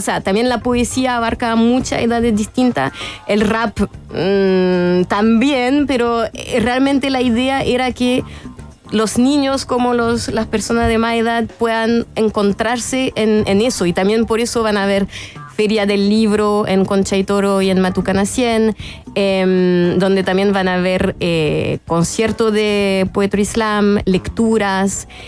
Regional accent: France; accent: French; Spanish is a second language; now in Chile; soy francesa y hace muchos años que vivo en Chile

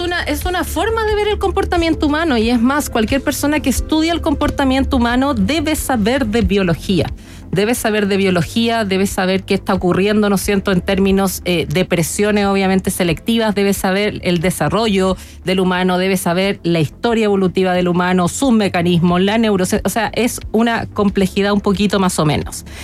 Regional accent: Chile; muy orgullosa como chilena

